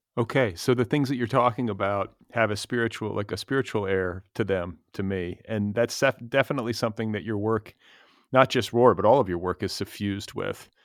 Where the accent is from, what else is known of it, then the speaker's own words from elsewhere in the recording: Milwaukee, Wisconsin, United States; moved away as an adult; now in Los Angeles, United States; we're both from Wisconsin originally